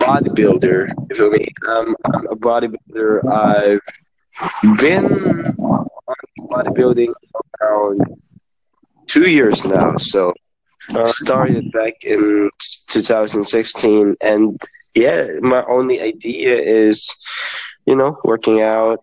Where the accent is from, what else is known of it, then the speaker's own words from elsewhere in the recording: Iloilo, Western Visayas, Philippines; I'm from the Philippines here in Iloilo.